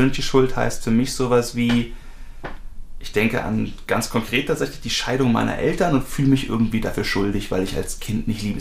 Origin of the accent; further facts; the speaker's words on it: Germany; Deutschland ist schuld, ich bin Deutscher, ich bin in dritter Generation, wie auch immer.